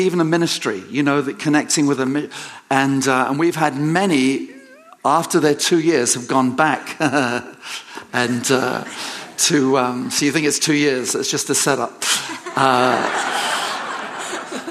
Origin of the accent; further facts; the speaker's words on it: England, United Kingdom; moved away; I'm an Englishman